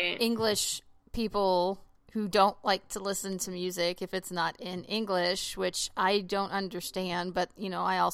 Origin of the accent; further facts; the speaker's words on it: Oklahoma, United States; I grew up, you know, also in Oklahoma